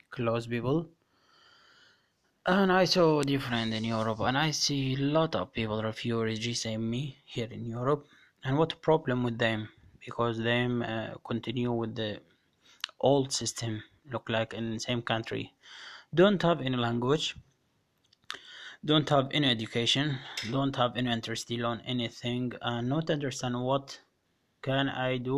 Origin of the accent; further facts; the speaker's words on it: Iraq; moved away; طويلة طبعا اللي هو بلدي الحبيب وسافرت على أوروبا واستقريت الحمد لله والشكر وكملت كل شيء أوراقي ولجوئي واني لاجئ عراقي